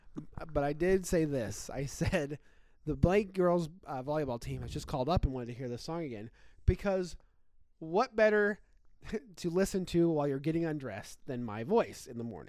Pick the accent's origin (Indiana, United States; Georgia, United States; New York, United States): Indiana, United States; Wabash; also born or lived in Fort Wayne, Indiana; I'm originally from Wabash, Indiana.